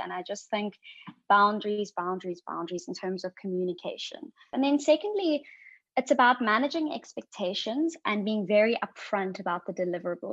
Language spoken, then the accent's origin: English; Johannesburg, Gauteng, South Africa; also born or lived in Cape Town; I was born and raised in Johannesburg, South Africa